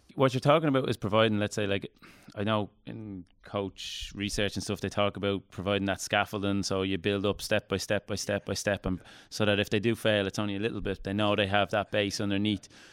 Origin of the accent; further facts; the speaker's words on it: Dublin, Leinster, Ireland; I'm from Dublin